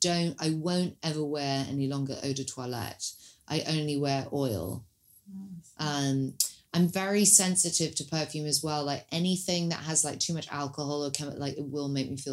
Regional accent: London, United Kingdom; I was born in Queen Charlotte's Hospital

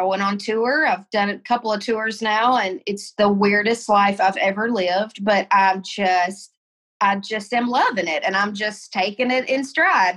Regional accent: Tennessee, United States; moved away as an adult; also born or lived in Colorado; I moved home to Tennessee, moved in with my parents

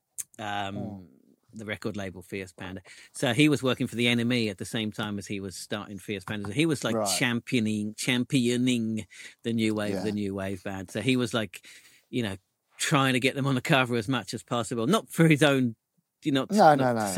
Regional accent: England, United Kingdom; We're English.

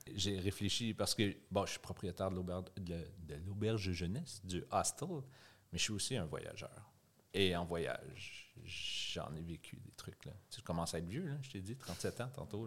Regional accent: Gatineau, Quebec, Canada; moved away as an adult; now in Montreal, Canada; viens de Gatineau. C'est près d'Ottawa. C'est ailleurs au Québec.

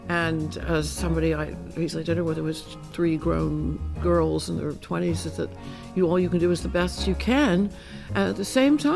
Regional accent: Miami, Florida, United States; I'm from Miami.

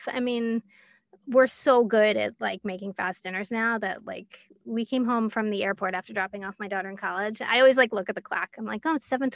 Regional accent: Larchmont, New York, United States; now in Westchester, United States; I grew up in Larchmont, New York, which is north of New York on the Long Island Sound

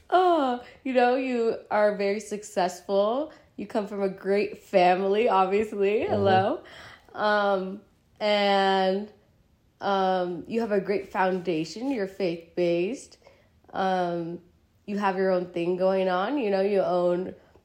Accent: San Francisco Bay Area, California, United States; I'm from the Bay Area. I still live in the Bay Area

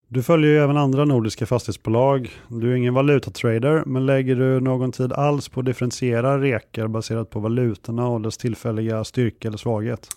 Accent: Kungälv, Västra Götaland, Sweden; moved away; Jag är uppvuxen i Kungälv strax norr om Göteborg

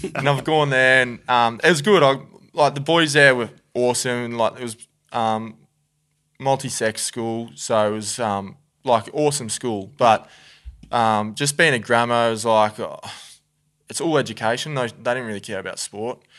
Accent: Moama, New South Wales, Australia; also born or lived in Victoria; I'd say I'm a Victorian. I'd, I'd, I would say it just 'cause I was born there, but growing up in New South Wales, I'm also New South

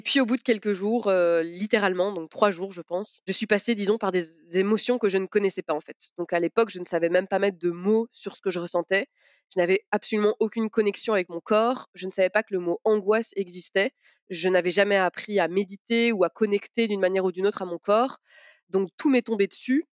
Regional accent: Belgium; born or raised there; also born or lived in Sarralbe, Grand Est, France

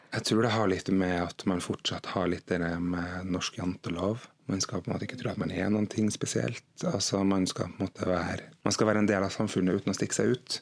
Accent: Trondheim, Trøndelag, Norway; moved away as an adult; now in Haugesund, Norway; jeg er jo opprinnelig fra Trondheim. Flytta fra Trondheim i 2006, eh, men flytta til Haugesund i 2011.

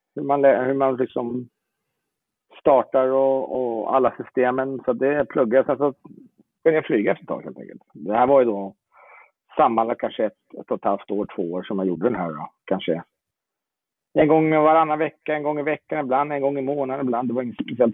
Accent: Jordbro, Stockholm County, Sweden; moved away as an adult; now in Italy; Jag är eh, uppvuxen i Jordbro söder om Stockholm

